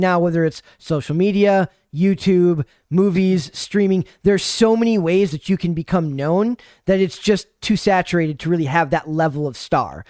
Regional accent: Minnesota, United States; I'm from Minnesota, so people make fun of, uh, stuff I or say that, uh, I don't talk like a Minnesotan

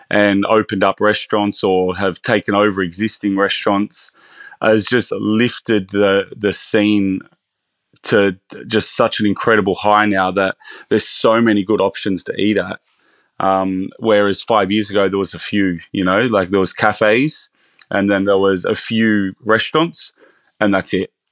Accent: Bathurst, New South Wales, Australia; also born or lived in Sydney; now in Byron Bay, Australia; I'm actually originally from Bathurst, so my career started in um, smaller regional restaurants.

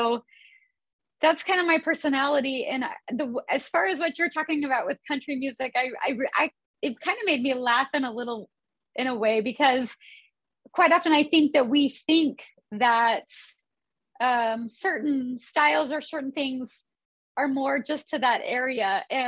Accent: Idaho, United States; also born or lived in North Dallas, Texas; now in Dallas, United States; I live in North Dallas. I grew up in Idaho. I grew up playing music with my family

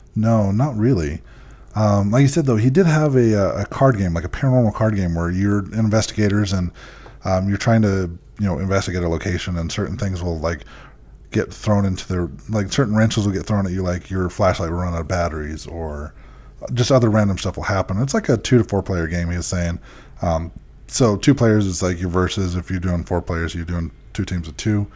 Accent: Utah, United States; we told him we're from Utah

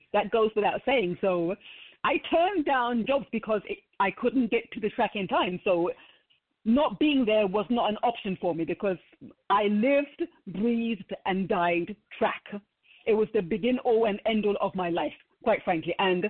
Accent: London, United Kingdom; I was born in Balham, South London, and then we moved to Stockwell, again in South London.

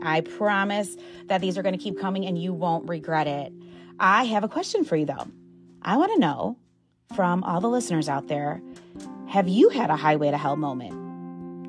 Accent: Midwest, United States; moved away; I'm from the Midwest. I'm the damn Yankee.

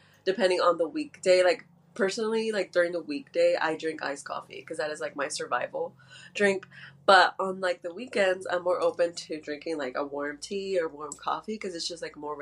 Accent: Houston, Texas, United States; I'm from Houston

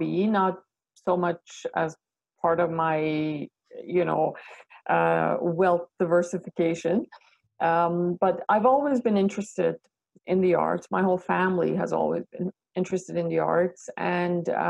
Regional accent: Iran; now in Canada; I was born in Iran

